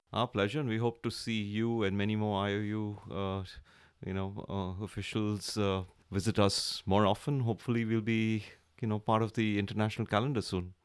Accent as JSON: {"language": "English", "country": "India", "said": "from India."}